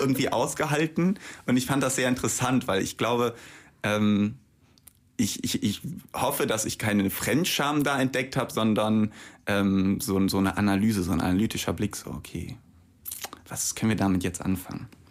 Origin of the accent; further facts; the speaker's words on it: Bremen, Germany; ich bin ja auch gebürtig aus Bremen